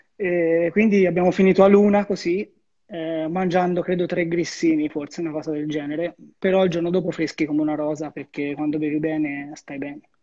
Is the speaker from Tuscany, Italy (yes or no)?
yes; Arezzo, Tuscany, Italy; un mio caro amico della mia città